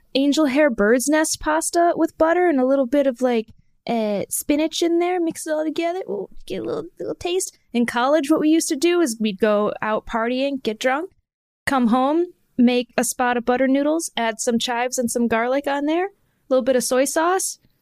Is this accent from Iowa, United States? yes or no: no; Michigan, United States; growing up in Michigan, when I was a kid